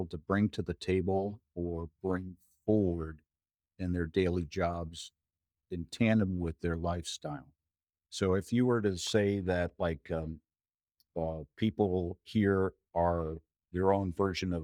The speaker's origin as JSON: {"language": "English", "region": "Maine", "country": "United States", "tie": "born or raised there", "also_born_or_lived": "Minnesota", "moved": "yes", "lives_now": "Alaska, United States", "said": "after growing up in Maine and being in Minnesota"}